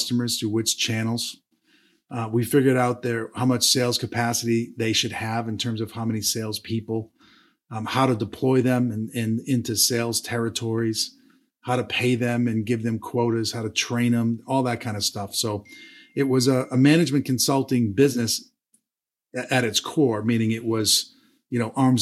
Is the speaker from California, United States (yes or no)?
no; Boston, Massachusetts, United States; moved away; also born or lived in Atlanta, Georgia; I was born and raised in Boston, Massachusetts.